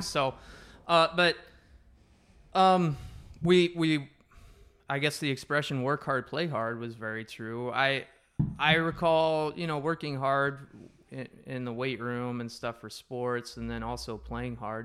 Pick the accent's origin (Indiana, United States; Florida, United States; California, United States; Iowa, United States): Iowa, United States; Wapello; we're both from Wapello. It's a small town